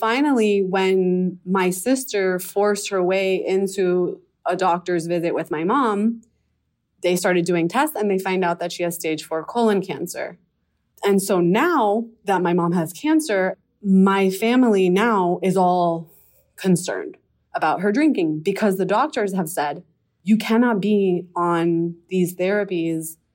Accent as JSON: {"language": "English", "town": "Miami", "region": "Florida", "country": "United States", "said": "I'm from Miami, Florida."}